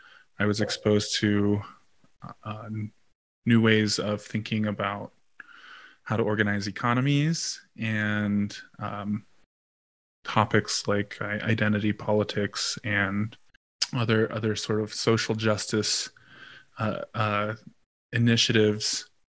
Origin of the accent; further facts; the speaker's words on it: Pittsburgh, Pennsylvania, United States; moved away as an adult; also born or lived in Yellow Springs, Ohio; but I'm only on the roll for the Kiowa. They only let you choose one. I grew up in Pittsburgh, Pennsylvania.